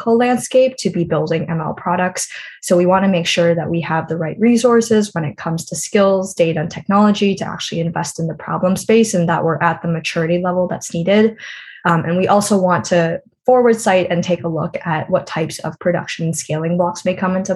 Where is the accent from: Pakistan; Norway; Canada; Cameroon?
Canada; I am from Canada